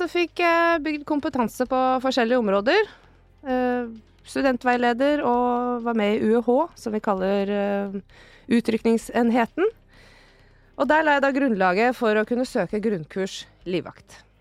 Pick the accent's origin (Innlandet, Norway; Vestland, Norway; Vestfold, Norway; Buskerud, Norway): Innlandet, Norway; Elverum; moved away as an adult; also born or lived in Kjøllefjord, Finnmark / Kirkenes; Jeg er ei bondejente fra Elverum, der er jeg vokst opp med å bære høyballer og spille håndball.